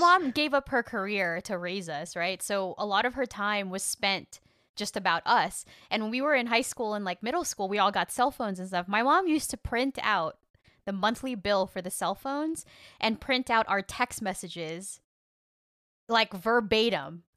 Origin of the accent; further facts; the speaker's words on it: Rio Grande Valley, Texas, United States; I grew up in the Rio Grande Valley